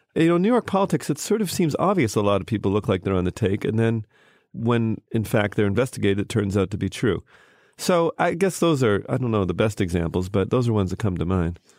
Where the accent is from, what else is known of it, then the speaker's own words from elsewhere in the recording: Canada; moved away; also born or lived in United States; I grew up in Canada, but I was born in America.